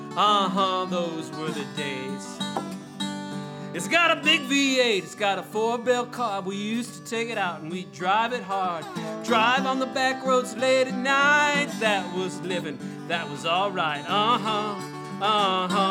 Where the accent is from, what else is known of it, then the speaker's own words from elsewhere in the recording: Rolling Prairie, Indiana, United States; now in North Carolina, United States; I come from Rolling Prairie, Indiana, where you can have as many broken down cars in your yard as you want. I was raised in a family where we had several broken down cars